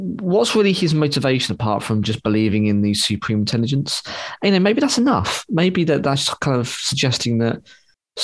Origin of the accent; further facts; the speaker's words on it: United Kingdom; I'm just British